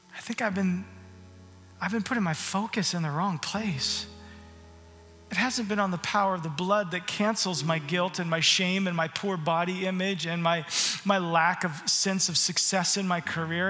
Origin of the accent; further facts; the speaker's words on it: Arizona, United States; moved away; also born or lived in Canada; I grew up in Arizona